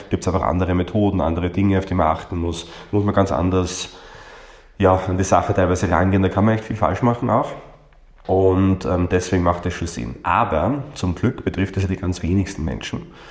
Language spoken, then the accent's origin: German; Austria; bei uns in Österreich